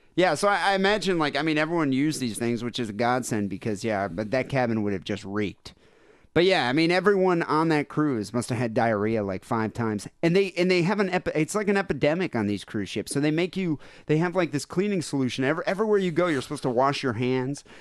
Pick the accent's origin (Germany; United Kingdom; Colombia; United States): United States; I'm American